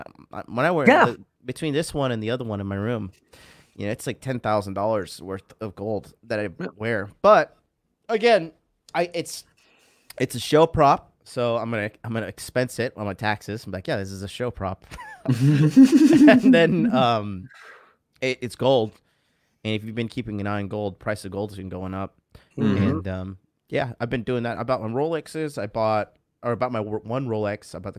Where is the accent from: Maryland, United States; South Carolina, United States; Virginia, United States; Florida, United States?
Florida, United States; I'm new to this whole winter coat thing, because I'm from Florida.